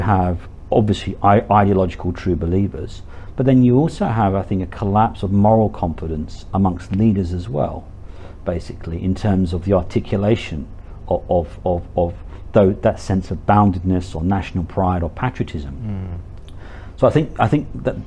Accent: London, United Kingdom; I was born and bred in Hackney in East London, one of the most multiracial and poorest parts of London

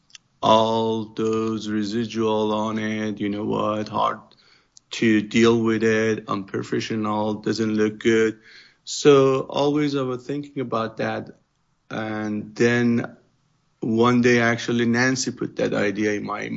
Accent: Iran; English is a second language; moved away as an adult; now in Southern California, United States; because I came from Iran

